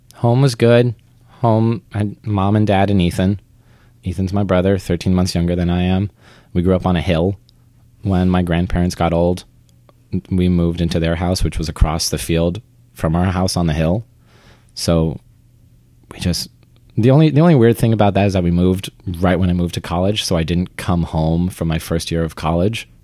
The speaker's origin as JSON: {"language": "English", "town": "St. George", "region": "Vermont", "country": "United States", "tie": "born or raised there", "said": "I grew up in Vermont."}